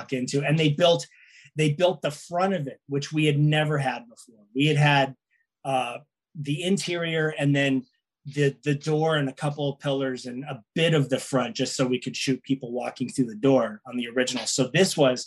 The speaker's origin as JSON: {"language": "English", "town": "Los Angeles", "region": "California", "country": "United States", "said": "being from LA, I'm from here. I'm from North Hollywood."}